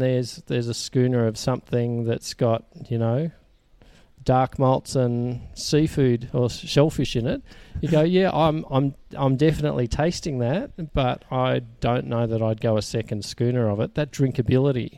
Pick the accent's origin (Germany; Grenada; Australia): Australia; Sydney, New South Wales; moved away as an adult; also born or lived in Melbourne; now in Orange, Australia; I grew up in Sydney, and I've had a number of years in Melbourne